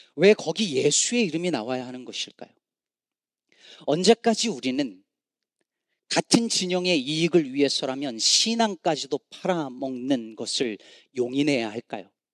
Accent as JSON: {"language": "Korean", "region": "Chungcheong", "country": "South Korea", "moved": "yes", "lives_now": "Chicago, United States", "said": "저는 충청도 사람이라 이게 억양이 잘 안 나오지만"}